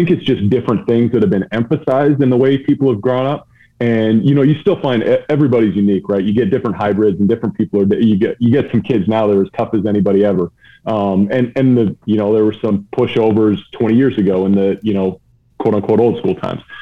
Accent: Vancouver, British Columbia, Canada; Uh, West Coast, Vancouver, just outside Vancouver, BC.

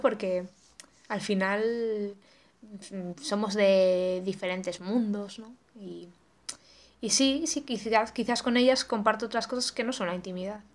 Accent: Cantabria, Spain; yo soy de Cantabria

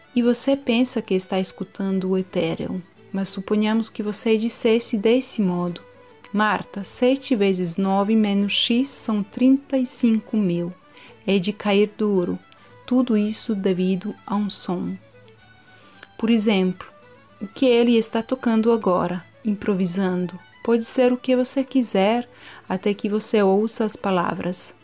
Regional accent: Montenegro; sou de Montenegro

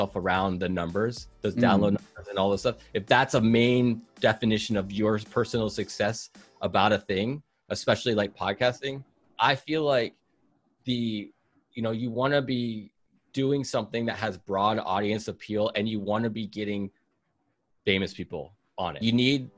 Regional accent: Seattle, Washington, United States; I'm from Seattle, Washington

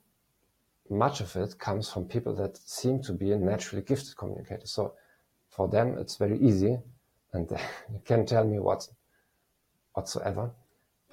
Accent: Germany; moved away as an adult; also born or lived in Eastern Europe; I'm a psychologist from Germany

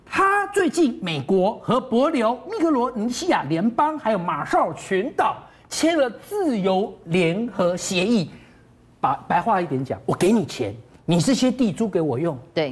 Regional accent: Taiwan; 我们台湾的东边

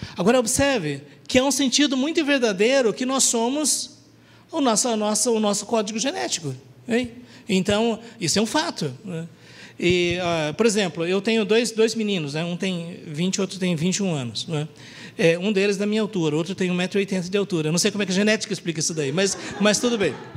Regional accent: Brazil; eu sou descendente de japoneses, mas eu nasci no Brasil, eu falo português

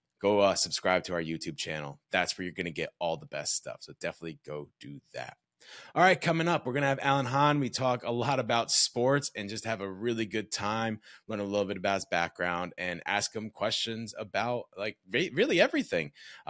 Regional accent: New York, United States; now in Indianapolis, United States; I actually live in Indianapolis now. I just moved here. I'm from New York.

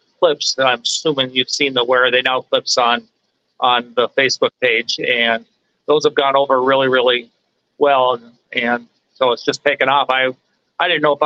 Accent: Glenburn, North Dakota, United States; I'm actually from the Minot area. I grew up in a small town of Glenburn.

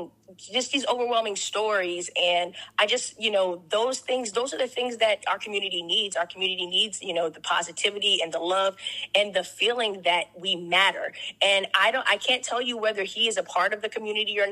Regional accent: Corpus Christi, Texas, United States; I am a small town girl from Corpus Christi, Texas

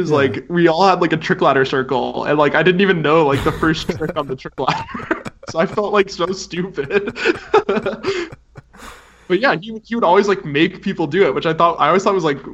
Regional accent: Fort Collins, Colorado, United States; I grew up in Fort Collins, Colorado.

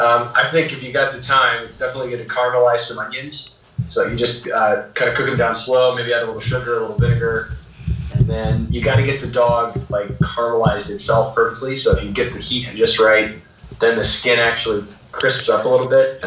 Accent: United States; As an American

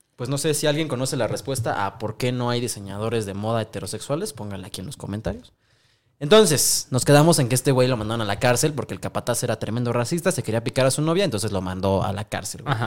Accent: Mexico; todos los mexicanos

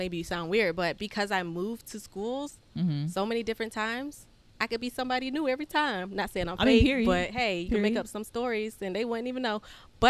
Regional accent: Florida, United States; I'm from Florida.

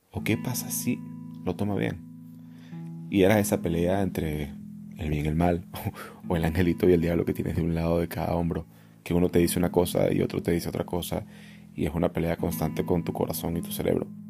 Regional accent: Venezuela; moved away as an adult; now in Barcelona, Spain; yo me fui de Venezuela hace cinco años

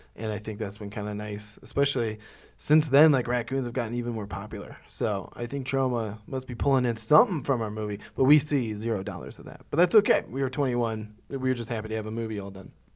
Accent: Ohio, United States; moved away as an adult; also born or lived in New York; my hometown in Ohio

